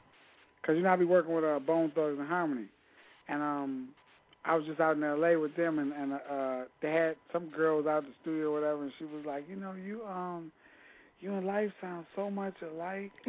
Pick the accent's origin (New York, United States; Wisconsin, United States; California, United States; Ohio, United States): Ohio, United States; Toledo; I'm from Toledo, Ohio.